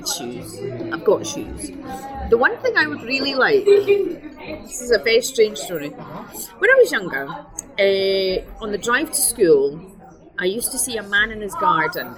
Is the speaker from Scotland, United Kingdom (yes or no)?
yes; Scotland, United Kingdom; we're Scottish